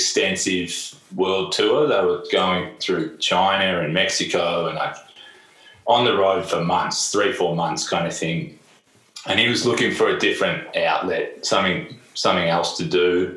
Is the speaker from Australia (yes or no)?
yes; Melbourne, Victoria, Australia; moved away as an adult; also born or lived in Berlin, Germany; I grew up in Melbourne, always played music in Melbourne